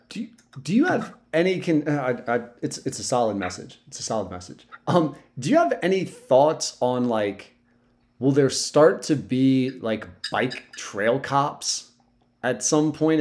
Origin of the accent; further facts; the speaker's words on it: Sussex County, Delaware, United States; I'm from Sussex County, so I don't know any road names